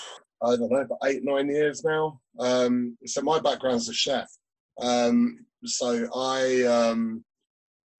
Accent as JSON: {"language": "English", "town": "Peterborough", "region": "East of England", "country": "United Kingdom", "also_born_or_lived": "Dublin", "moved": "yes", "lives_now": "Scottish Borders, United Kingdom", "said": "I'm from the east of England. So I'm from Peterborough, down in Cambridgeshire."}